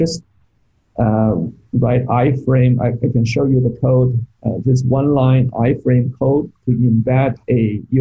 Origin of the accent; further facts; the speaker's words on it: Beijing, China; moved away as an adult; now in United States; I grew up in Beijing.